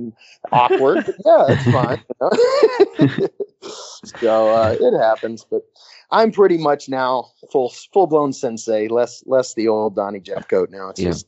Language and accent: English; West Midlands, United Kingdom; But yeah, no, I guess I'm from Worcestershire. I want to say Worcestershire. Worcestershire, is that how you say it?